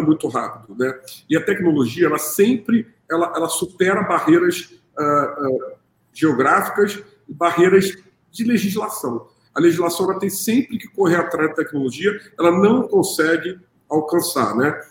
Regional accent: Rio de Janeiro, Brazil; Como a gente fala aqui no Rio

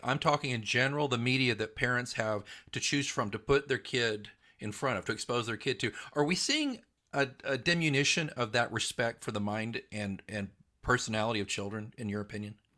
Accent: Midwest City, Oklahoma, United States; I grew up in Oklahoma

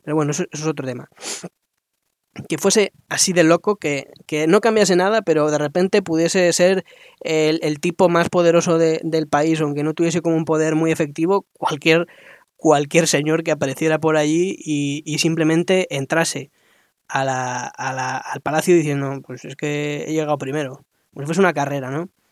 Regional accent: Spain; como españoles

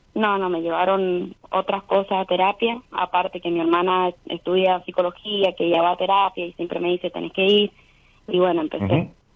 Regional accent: Rivadavia, Mendoza, Argentina; Soy de Mendoza, Rivadavia

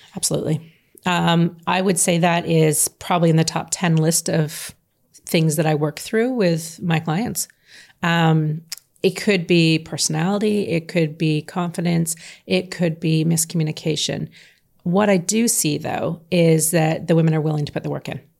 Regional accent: Canada; I'm from Canada

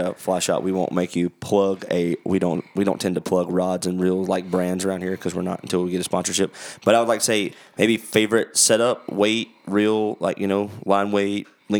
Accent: North Carolina, United States; born and raised in Western North Carolina, right?

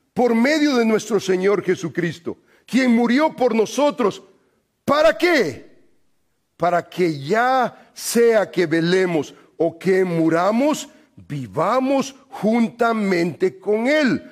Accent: El Salvador; moved away; yo soy salvadoreño

